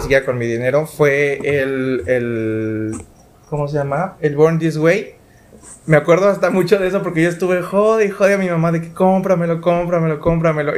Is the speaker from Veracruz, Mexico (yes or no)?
yes; Veracruz, Mexico; Nosotros somos de Veracruz, entonces estábamos en mi mamá trabajaba en una cafetería